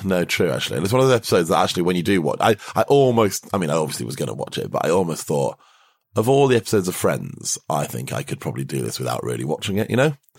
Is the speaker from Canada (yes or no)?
no; United Kingdom; as a Brit